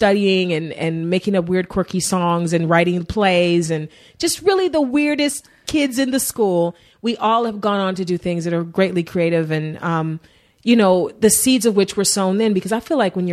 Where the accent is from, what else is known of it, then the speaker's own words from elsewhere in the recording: Cleveland, Ohio, United States; also born or lived in Warrensville Heights, Ohio; now in Los Angeles, United States; I grew up in East Cleveland